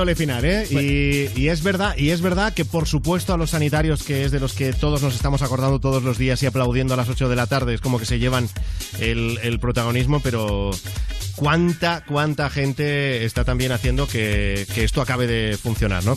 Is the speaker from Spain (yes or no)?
yes; Mollet del Vallès, Catalonia, Spain; yo soy de Mollet, que está al lado de Granollers